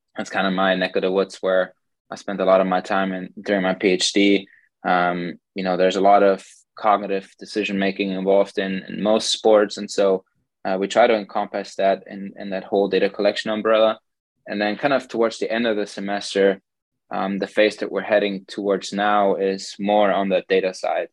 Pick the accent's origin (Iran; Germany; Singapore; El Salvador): Germany; moved away as an adult; also born or lived in Hastings, Nebraska / Colorado; now in Pittsburgh, United States; I'm originally from Germany, born and raised there